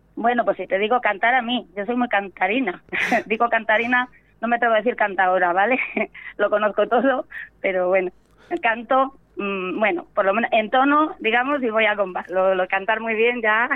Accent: Venta de Baños, Castile and León, Spain; now in Íscar, Spain; mi pueblo, Venta de Baños e Iscar, que es donde vivo

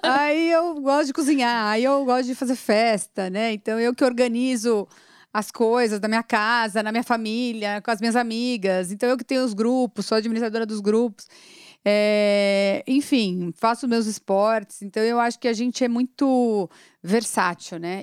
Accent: São Paulo, Brazil; eu tenho 42 anos, sou paulistana

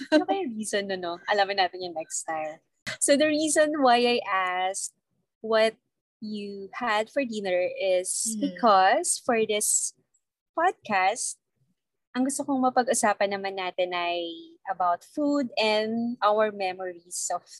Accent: Laguna, Calabarzon, Philippines; sa amin sa Laguna.

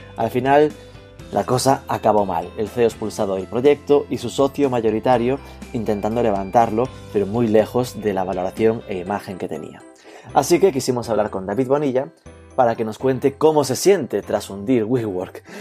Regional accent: Galicia, Spain; Desde mi posición de gallego nativo, indígena

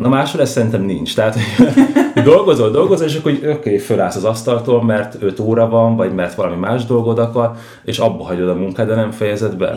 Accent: Budapest, Hungary; Budapesten, a belvárosban nőttem föl

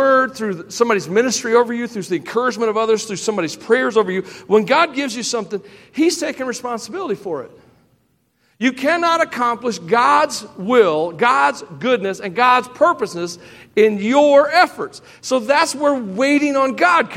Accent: Tennessee, United States; I am from Tennessee

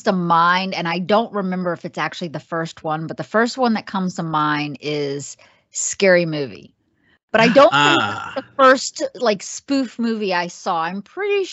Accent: Virginia, United States; now in Los Angeles, United States; I am originally from Virginia

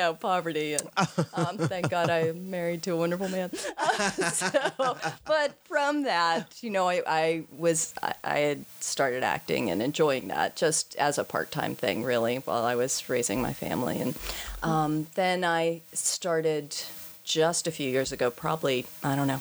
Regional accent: Pittsburgh, Pennsylvania, United States; I'm one of those Pittsburghers who never left.

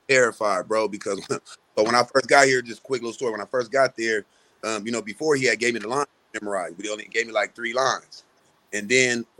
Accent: San Diego, California, United States; I'm from San Diego, California

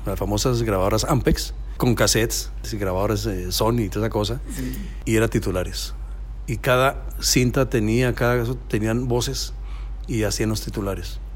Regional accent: Facatativá, Cundinamarca, Colombia; moved away; Empecé casualmente allá en mi pueblito en Colombia, Facatativá, se llama así el pueblito

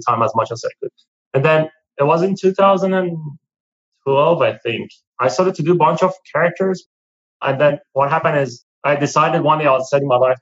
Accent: Iran; moved away as an adult; I'm from Iran originally

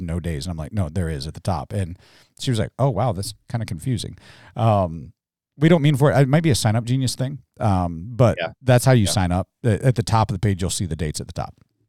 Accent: Mobile, Alabama, United States; I communicate for a living. I'm from Mobile, Alabama.

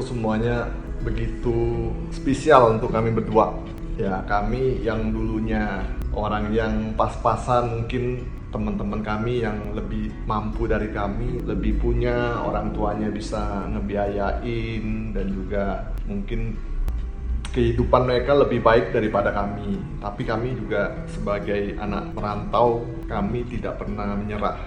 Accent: Palembang, South Sumatra, Indonesia; moved away as an adult; now in Bandung, Indonesia; saya dari Palembang ke Bandung itu tahun 91 92 saya masuk ke Universitas Maranatha

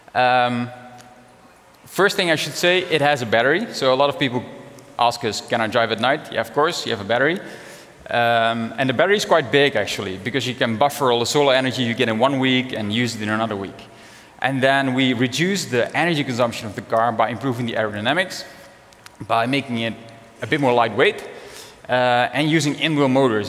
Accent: Netherlands; born or raised there; also born or lived in Africa

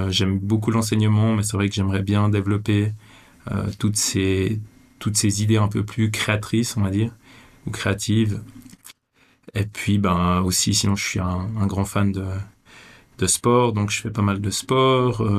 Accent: Vevey, Vaud, Switzerland; euh, je suis né à Vevey, je suis suisse

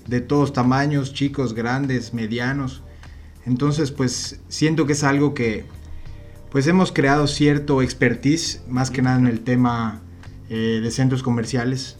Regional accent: Yucatán, Mexico; nosotros que somos yucatecos

